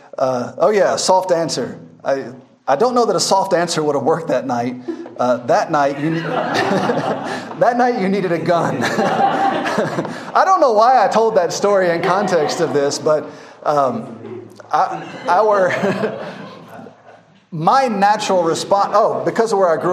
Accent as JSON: {"language": "English", "town": "Memphis", "region": "Tennessee", "country": "United States", "tie": "born or raised there", "moved": "yes", "lives_now": "Masaka, Uganda", "said": "I'm from Memphis, Tennessee. I'm from the streets. It's very violent where I'm from."}